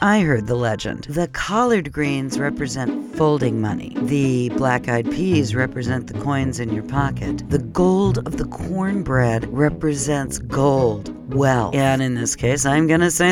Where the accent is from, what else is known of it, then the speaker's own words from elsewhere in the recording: Phoenix, Arizona, United States; moved away as an adult; also born or lived in New York; now in Minnesota, United States; I was actually raised on soul food in Phoenix, Arizona